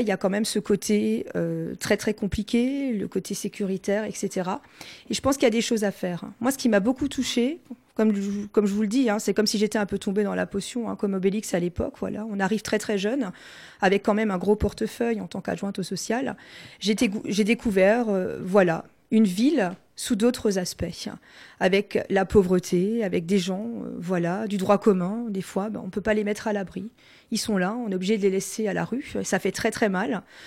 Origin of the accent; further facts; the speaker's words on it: Colmar, Grand Est, France; first language Alsatian; French is a second language; moved away as an adult; now in Mulhouse, France; je suis colmarienne d'origine